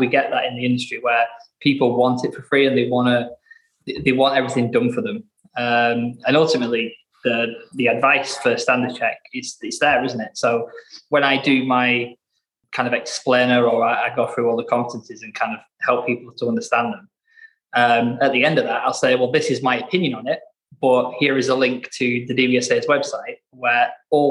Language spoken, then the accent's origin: English; Blackburn, North West England, United Kingdom; I'm from Blackburn